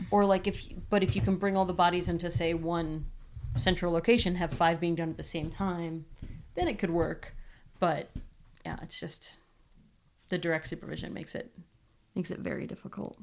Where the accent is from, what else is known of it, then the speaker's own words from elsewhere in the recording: New England, United States; I am from New England and I was very close to Boston